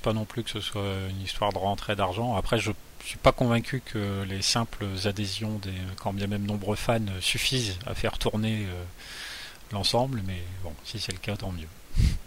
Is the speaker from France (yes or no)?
yes; Boulogne-sur-Mer, Hauts-de-France, France; la photo du jardin des Tintelleries, un jardin proche de là où j'ai grandi.